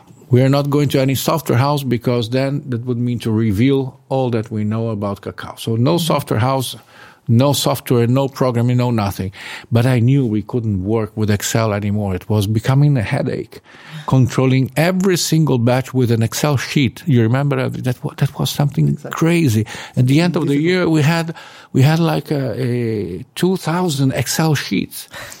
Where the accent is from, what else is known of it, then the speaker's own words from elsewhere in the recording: Colombia; English is a second language; I come from Colombia. We don't dry cows there.